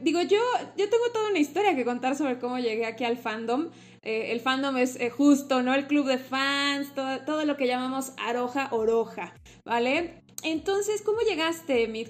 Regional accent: Mexico; sobre todo soy mexicana

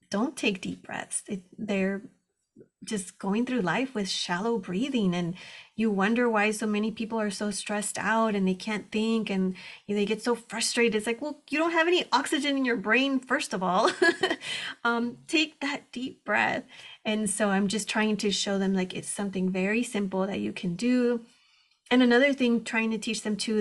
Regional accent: Texas, United States; moved away as an adult; now in Southern California, United States; I was born and raised in Texas on the border

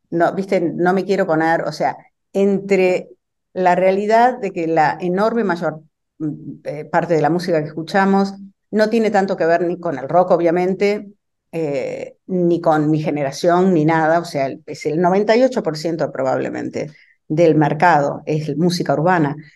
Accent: Argentina; now in Brooklyn, United States

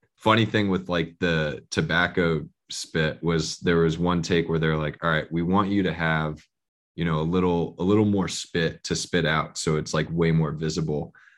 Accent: Bay Area, California, United States; now in Los Angeles, United States; I'm originally from the Bay Area, so I grew up a Warrior fan

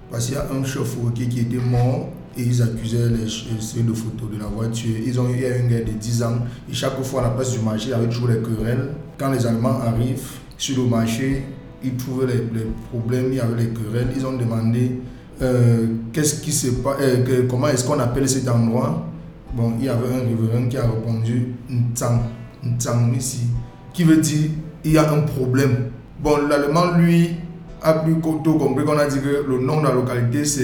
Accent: Dschang, West, Cameroon; moved away as an adult; now in Douala, Cameroon; je suis né à Tchang, j'ai grandi à Tchang.

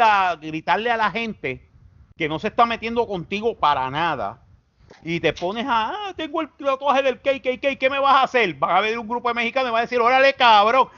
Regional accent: Puerto Rico; los, puertorriqueños

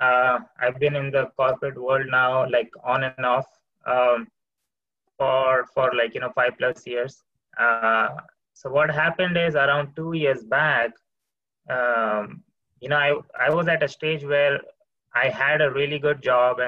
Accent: India; moved away; I come from India

